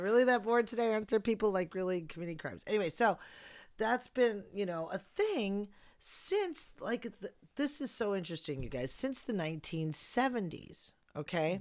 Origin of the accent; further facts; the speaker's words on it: Chicago, Illinois, United States; My hometown